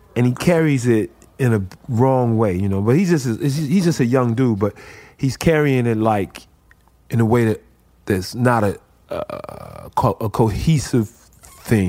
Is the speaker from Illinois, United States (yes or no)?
yes; Chicago, Illinois, United States; I grew up in Chicago